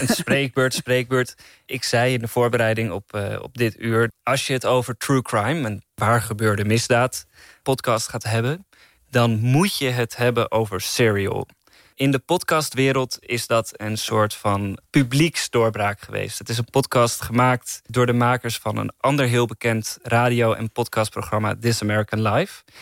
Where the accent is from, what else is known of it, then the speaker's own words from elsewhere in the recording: Netherlands; Ik als Nederlander